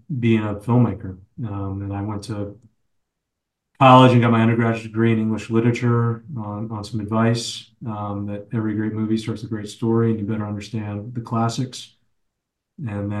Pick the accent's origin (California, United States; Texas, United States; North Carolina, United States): Texas, United States; Fort Worth; I grew up in Fort Worth, Texas